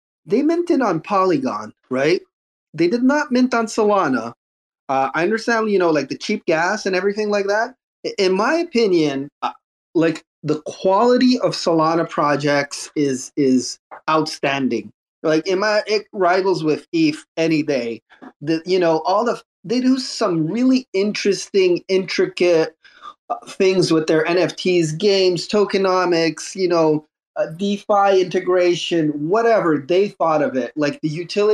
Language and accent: English; Canada; I'm Canadian